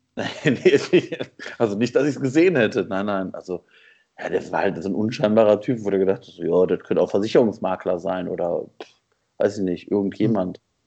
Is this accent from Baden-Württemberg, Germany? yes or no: no; Essen, North Rhine-Westphalia, Germany; now in Hattingen, Germany; ich bin in Essen groß geworden